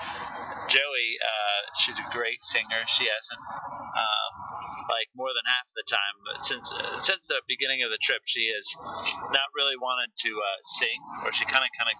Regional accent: North Carolina, United States; we're from North Carolina

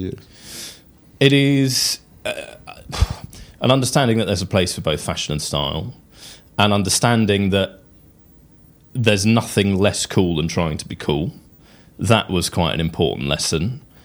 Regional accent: England, United Kingdom; as an Englishman and as quite a tweedy Englishman

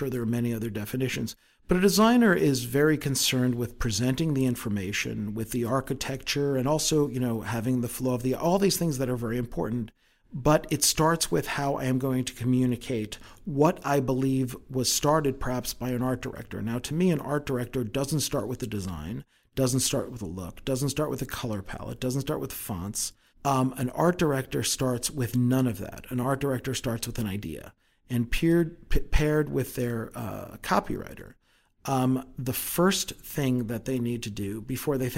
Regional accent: New York, United States; moved away; I'm from New York originally

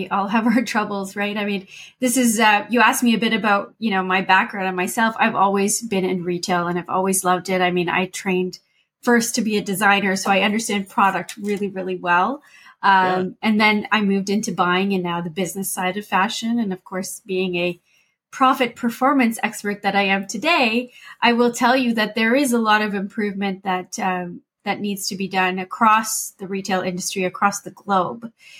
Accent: London, United Kingdom; I think growing up in London, to me, that was the center of the fashion world, let alone the world.

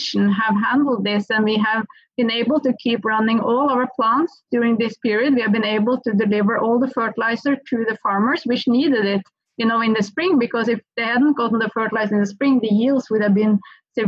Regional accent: Norway; accent: Norwegian; English is a second language; I still have a proper Norwegian accent

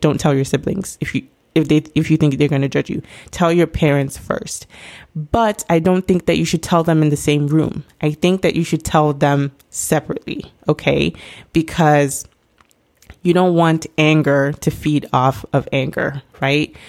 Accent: Nigeria; me being Nigerian myself

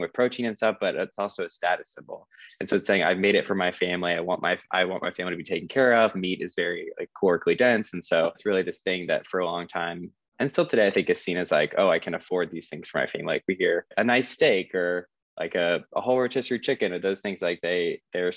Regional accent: South Carolina, United States; I grew up in South Carolina, so also a pretty conservative area

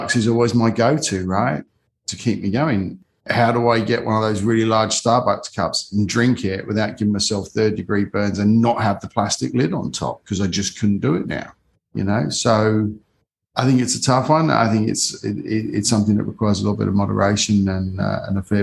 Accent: United Kingdom; I grew up in the Cold War in the UK

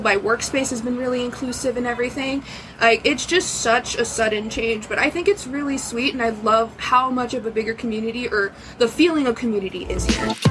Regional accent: Los Angeles, California, United States; now in Montana, United States; I'm actually from Los Angeles.

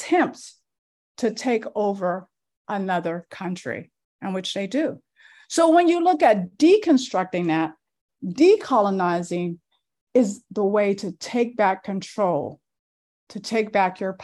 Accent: Louisiana, United States; I was raised in Louisiana. That's where I was born

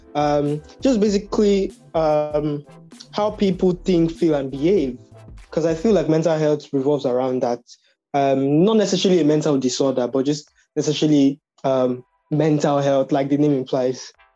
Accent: Nigeria; we're both from Nigeria

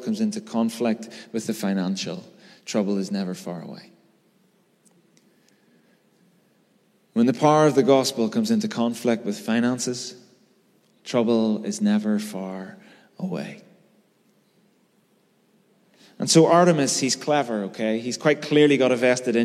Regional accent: Belfast, Northern Ireland, United Kingdom; I grew up in North Belfast through the 90s

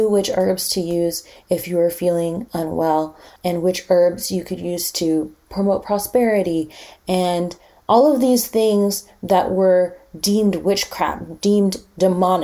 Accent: Winnipeg, Manitoba, Canada; also born or lived in Montreal; I was born and raised here

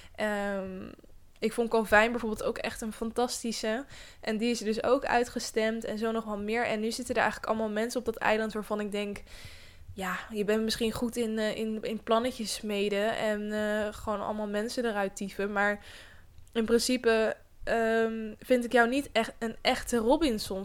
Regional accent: Netherlands; wij Nederlanders

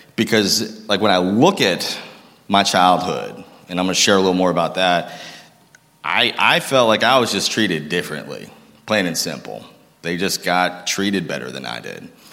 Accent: Lowell, Massachusetts, United States; also born or lived in Concord, Massachusetts; I grew up in Lowell, Massachusetts

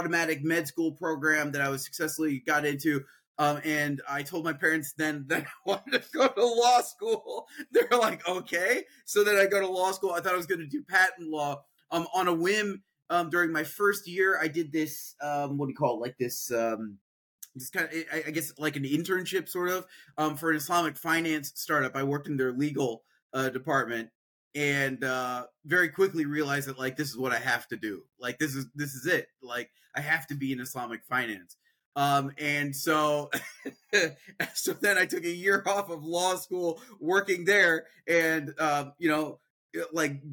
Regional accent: Peoria, Illinois, United States; I'm a Midwestern kid, born and raised in Peoria, Illinois, which is in central Illinois

